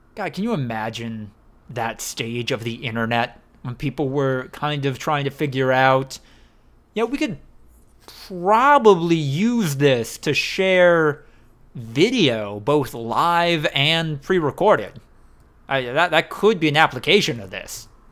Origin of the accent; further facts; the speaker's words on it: United States; the Fox River that went through my hometown